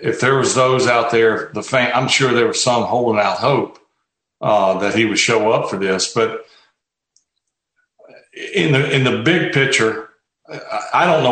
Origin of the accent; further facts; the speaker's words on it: Mississippi Gulf Coast, United States; now in Hattiesburg, United States; I grew up on the Gulf Coast, an hour south where I am now